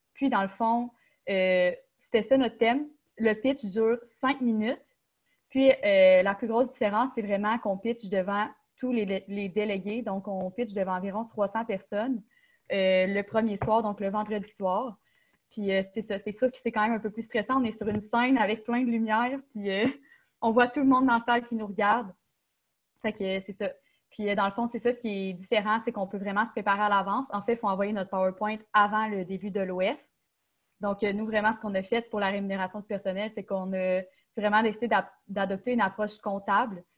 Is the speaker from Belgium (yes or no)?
no; Quebec City, Quebec, Canada; moved away as an adult; je viens de Québec puis j'ai choisi l'UQTR parce que c'est une bonne université